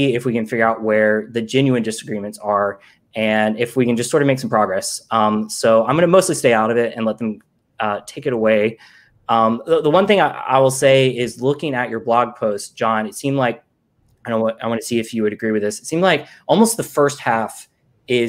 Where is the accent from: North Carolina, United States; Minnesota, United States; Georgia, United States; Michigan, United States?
Georgia, United States; now in Brooklyn, United States; I'm from Georgia